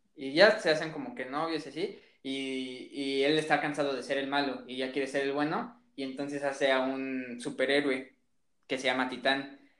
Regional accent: Mexico; soy un mexicano, pero quiero aprender mejor italiano

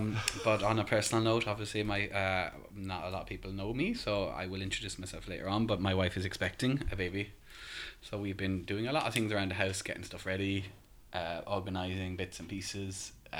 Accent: Ireland; As you can tell by my accent, I'm not local. I'm from Ireland originally.

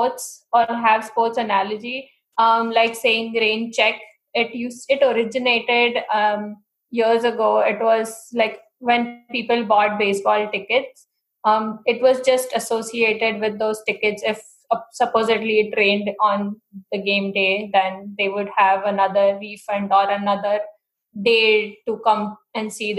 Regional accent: India; accent: Indian; moved away as an adult; now in United States; I'm from India

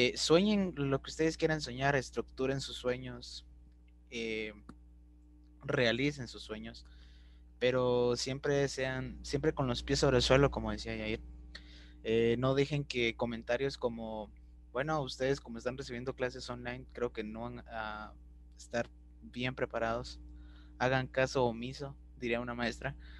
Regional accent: Guatemala; nos impide soñar como, como guatemaltecos

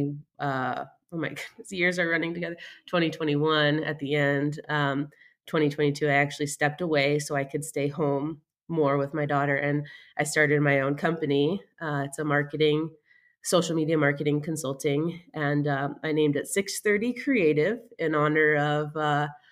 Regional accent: Illinois, United States; moved away as an adult; now in Utah, United States; I live in Utah now, but I'm actually from Illinois.

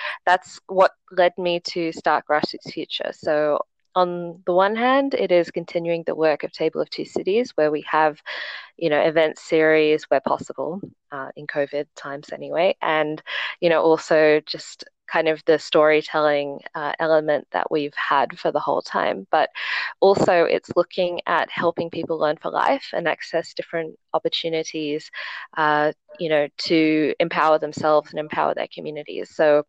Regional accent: Sydney, New South Wales, Australia; now in Hong Kong; So I am from Australia, but I did go to high school in Hong Kong, and one of my parents is also Chinese from Hong Kong. So I've kind of, gone between Hong Kong and Sydney throughout my life.

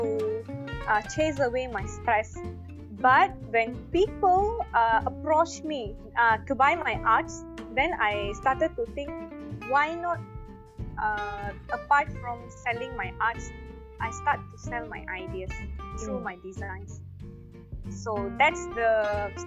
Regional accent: Malaysia; also born or lived in Kuala Lumpur; I'm back to my hometown, staying with my parents now, like past 2 to 3 months

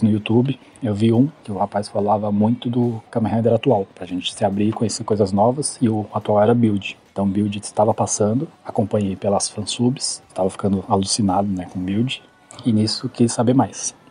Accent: São Paulo, Brazil; tenho 33 anos, sou de São Paulo capital

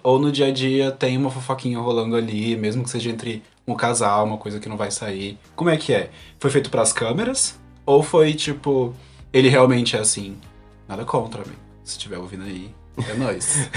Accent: Brasília, Federal District, Brazil; also born or lived in Unaí / Paracatu; Morando em Brasília, que eu tô morando aqui há anos, eu sou de Brasília

